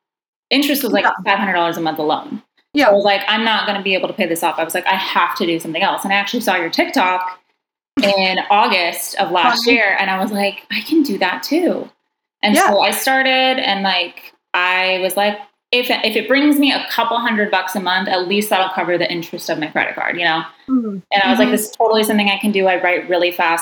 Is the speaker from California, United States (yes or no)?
yes; California, United States; moved away as an adult; also born or lived in Toronto; I was moving back and forth from Toronto to California because I'm from California